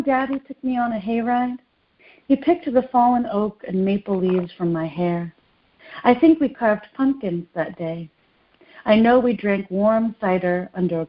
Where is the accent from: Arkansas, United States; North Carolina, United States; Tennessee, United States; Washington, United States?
Tennessee, United States; Nashville; also born or lived in Detroit, Michigan; I was born in the suburbs of Detroit and grew up in the suburbs of Nashville mostly, and also in the city of Nashville